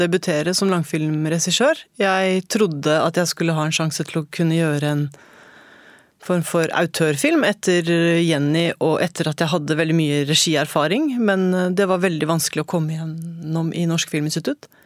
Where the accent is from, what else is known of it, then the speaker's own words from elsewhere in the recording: Oslo, Norway; jeg har vokst opp på Holmlia. Mm. Og jeg bor på på østkanten i Oslo.